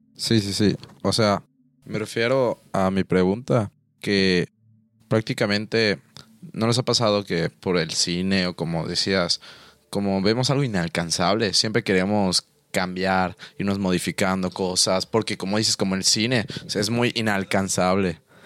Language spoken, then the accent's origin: Spanish; Mexico; nosotros aquí en México